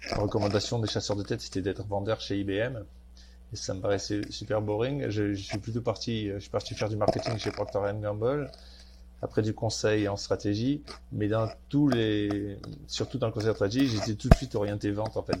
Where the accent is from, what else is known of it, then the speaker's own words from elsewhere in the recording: Marseille, Provence-Alpes-Côte d'Azur, France; moved away as an adult; also born or lived in Paris / Silicon Valley; j'ai un nom du Nord, mais j'ai grandi à Marseille.